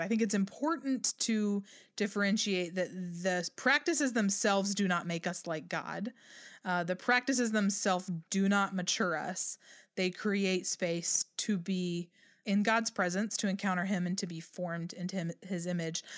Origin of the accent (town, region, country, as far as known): United States